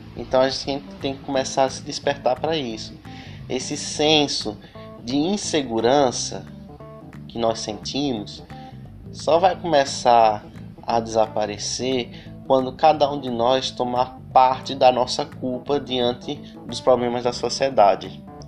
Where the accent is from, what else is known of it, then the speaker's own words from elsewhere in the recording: Brazil; nós também somos brasileiros